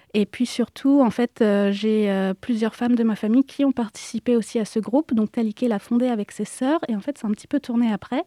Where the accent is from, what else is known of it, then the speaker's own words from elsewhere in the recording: France; je suis née en France, contrairement à mes frères et sœurs